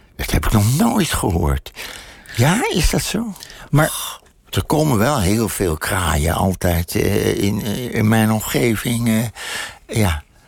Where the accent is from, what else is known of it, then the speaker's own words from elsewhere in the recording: Amsterdam, North Holland, Netherlands; moved away; de buurt waar ik geboren ben